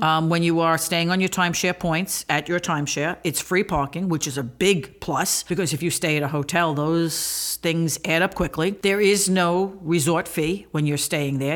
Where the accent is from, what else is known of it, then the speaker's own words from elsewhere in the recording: New York City, New York, United States; I grew up near Coney Island